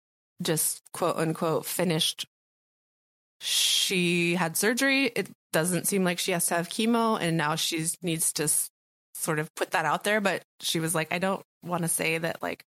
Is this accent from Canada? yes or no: no; Guatemala; I am from Guatemala.